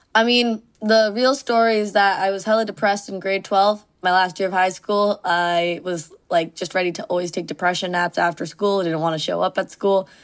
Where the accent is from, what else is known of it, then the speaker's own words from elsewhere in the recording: Mississauga, Ontario, Canada; moved away as an adult; first time ever leaving my suburb of Mississauga